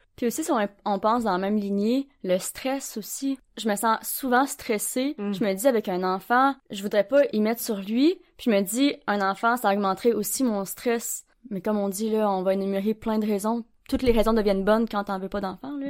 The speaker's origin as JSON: {"language": "French", "area": "Gaspésie", "region": "Quebec", "country": "Canada", "moved": "yes", "lives_now": "Sherbrooke, Canada", "said": "je viens de Gaspésie. En ce moment, je suis à Sherbrooke"}